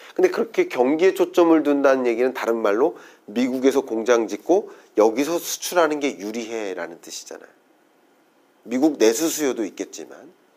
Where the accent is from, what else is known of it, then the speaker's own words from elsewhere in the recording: South Korea; 저도 한국인입니다